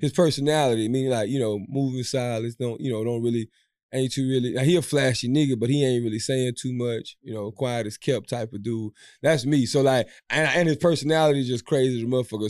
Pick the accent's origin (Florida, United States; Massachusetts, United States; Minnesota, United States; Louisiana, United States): Louisiana, United States; now in Houston, United States; We are from Louisiana